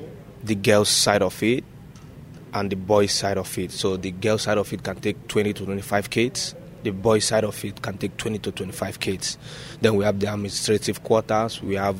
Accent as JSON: {"language": "English", "country": "Nigeria", "tie": "born or raised there", "moved": "as an adult", "lives_now": "China", "said": "I was born and brought up in Nigeria."}